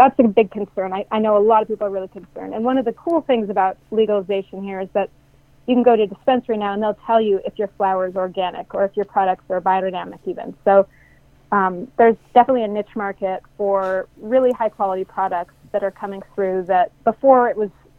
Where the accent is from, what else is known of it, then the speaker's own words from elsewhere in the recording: Mendocino County, California, United States; I grew up in Mendocino County, and I grew up in the Emerald Triangle